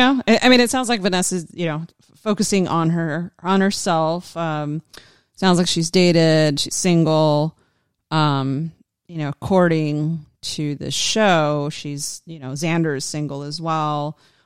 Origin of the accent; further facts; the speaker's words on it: Australia; I'm an Aussie.